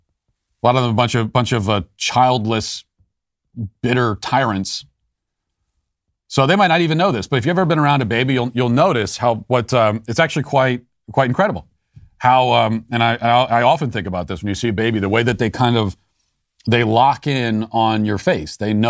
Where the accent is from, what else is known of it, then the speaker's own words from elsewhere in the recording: Loudoun County, Virginia, United States; a father in Loudoun County, my hometown, speaking out about this at a school board meeting.